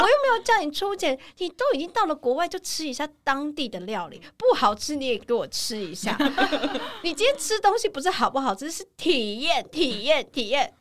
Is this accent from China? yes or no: no; Taiwan; 你不觉得我们台湾人很盲从吗